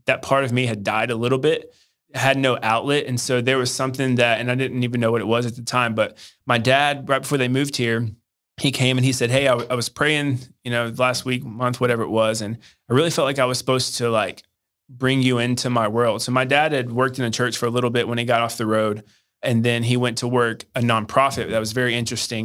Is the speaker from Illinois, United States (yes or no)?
no; Hendersonville, Tennessee, United States; also born or lived in Arkansas; I grew up in Nashville, Tennessee, or just outside of Nashville suburb, uh, Hendersonville, Tennessee